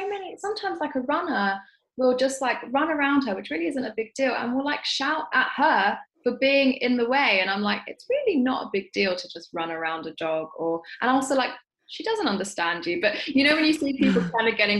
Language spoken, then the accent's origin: English; London, United Kingdom; growing up in South London, which is where I've grown up my entire life